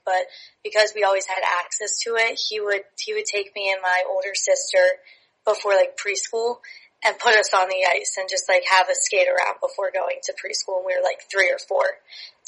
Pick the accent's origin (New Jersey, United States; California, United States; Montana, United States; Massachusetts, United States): New Jersey, United States; Hamilton; I started growing up playing for the Mercer Chiefs. I'm from Hamilton, New Jersey